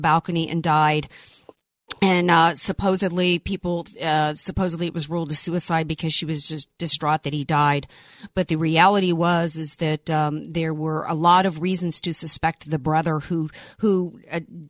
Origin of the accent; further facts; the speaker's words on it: the South, United States; I am a Southerner.